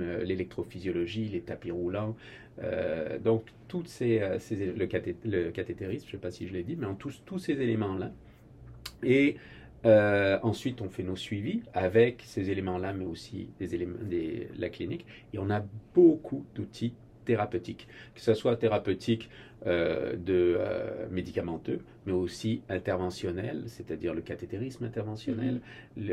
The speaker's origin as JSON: {"language": "French", "country": "France", "also_born_or_lived": "Boston, United States", "moved": "as an adult", "lives_now": "Quebec, Canada", "said": "je suis français d'origine."}